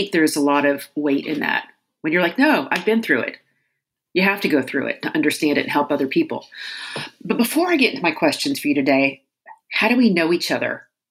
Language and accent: English; Louisiana, United States; So, I am from Louisiana